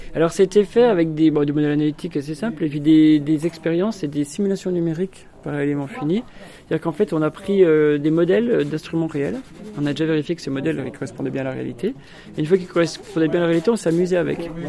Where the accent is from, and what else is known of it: Montbéliard area, Bourgogne-Franche-Comté, France; born or raised there; moved away